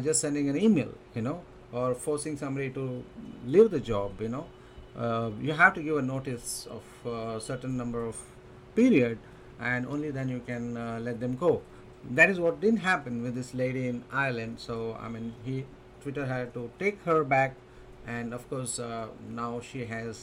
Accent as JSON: {"language": "English", "country": "India", "said": "I'm an Indian"}